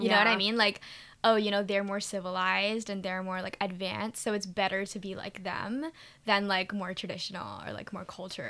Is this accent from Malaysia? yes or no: yes; Malaysia; accent: American; Like, I am Malaysian, but apparently I'm not Malaysian enough